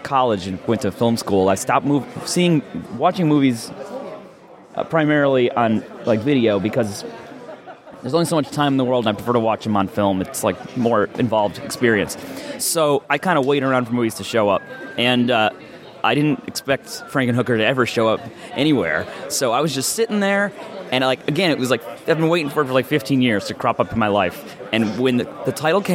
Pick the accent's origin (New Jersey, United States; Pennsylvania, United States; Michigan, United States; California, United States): Pennsylvania, United States; Scranton; Scranton, Pennsylvania